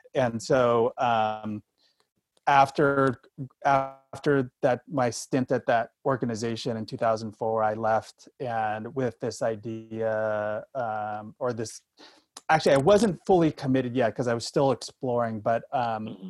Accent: Sacramento, California, United States; moved away as an adult; also born or lived in Bakersfield, California / Northeast US; growing up in Sacramento in California, California boy, NorCal boy until his age 18

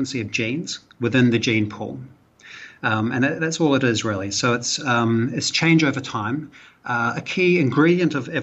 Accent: New Zealand; accent: Kiwi; moved away as an adult; now in Malaysia; I'm a Kiwi. I'm from New Zealand originally. That's where my accent's from, if you're trying to place the accent.

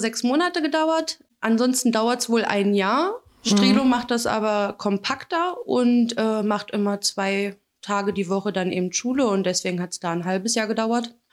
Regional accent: Magdeburg, Saxony-Anhalt, Germany; Bin aus Magdeburg.

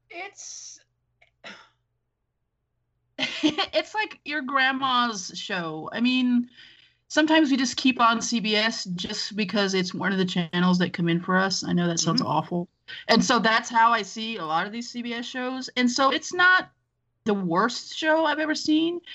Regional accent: Los Angeles, California, United States; I grew up in Los Angeles

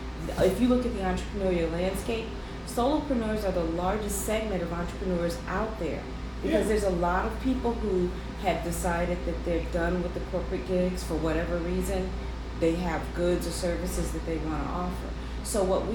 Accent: Chicago, Illinois, United States; I'm born, raised, and lived in Chicago

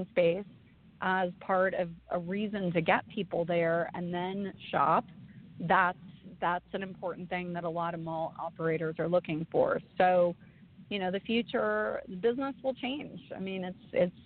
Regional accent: Arroyo Grande, California, United States; moved away; I grew up on the Central Coast. In Arroyo Grande, California.

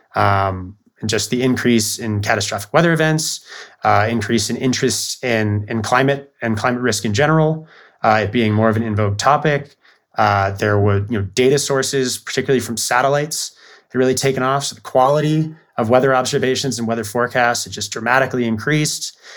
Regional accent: Bellevue, Washington, United States; I grew up outside of Seattle in Bellevue.

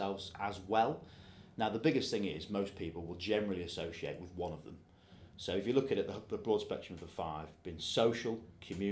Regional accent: Yorkshire and the Humber, United Kingdom; being a Yorkshireman

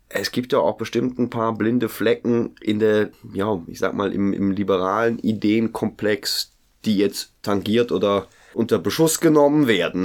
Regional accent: Germany; ich komme aus Deutsch, Deutschland

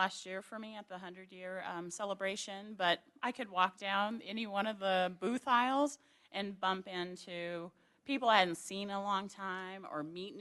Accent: Rocky Boy, Montana, United States; moved away; I'm from Rocky Boy

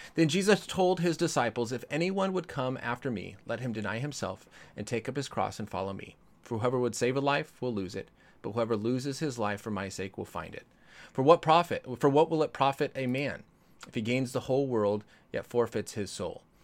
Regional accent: Colorado, United States; now in California, United States; I grew up in Colorado.

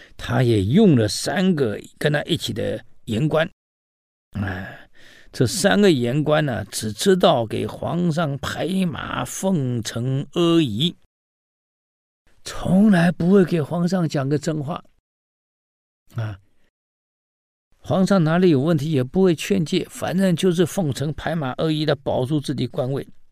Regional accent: China; 我们中国人

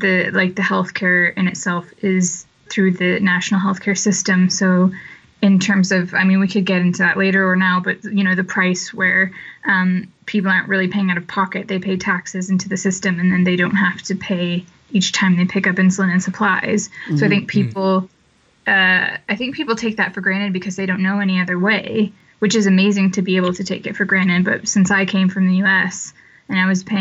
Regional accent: Monticello, Illinois, United States; moved away as an adult; also born or lived in London, United Kingdom; now in Cheltenham, United Kingdom; I was born in Illinois in a small town. I grew up in a small town, about 8,000 people, called Monticello in Illinois

